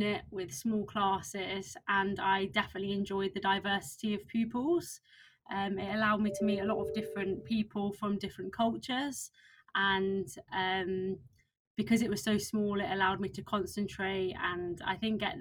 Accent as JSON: {"language": "English", "town": "Solihull", "region": "West Midlands", "country": "United Kingdom", "said": "I come from a town called Solihull, which is just outside of Birmingham in the UK."}